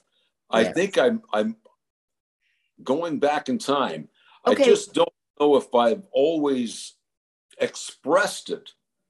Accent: San Francisco, California, United States; born or raised there; also born or lived in Los Angeles, California

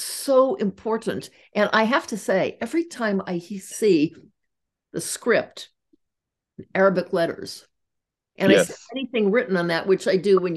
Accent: United States; As an American

